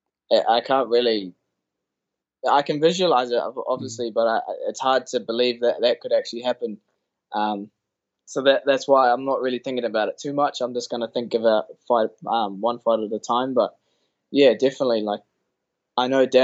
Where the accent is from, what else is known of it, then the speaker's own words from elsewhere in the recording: Auckland, New Zealand; to be in my hometown, that would be something that you'd only see in fairy tales. And that's always been a dream, just to fight on a Auckland UFC card